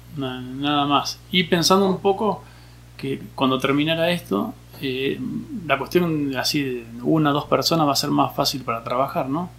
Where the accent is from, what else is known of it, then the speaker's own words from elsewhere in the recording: Junín, Buenos Aires Province, Argentina; Soy de Junín, provincia de Buenos Aires